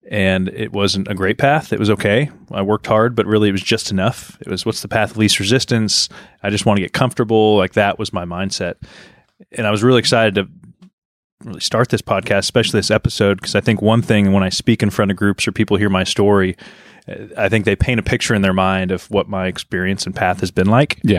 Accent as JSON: {"language": "English", "region": "Oregon", "country": "United States", "tie": "born or raised there", "said": "Yeah, no, I grew up in Oregon. We moved around a lot growing up, but uh, settled in Oregon"}